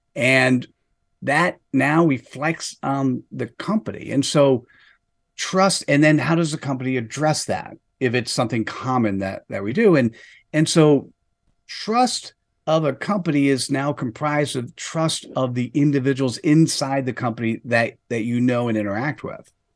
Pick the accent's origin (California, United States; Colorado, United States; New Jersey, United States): New Jersey, United States; in the East Coast of the United States, uh, formative years technically was in New Jersey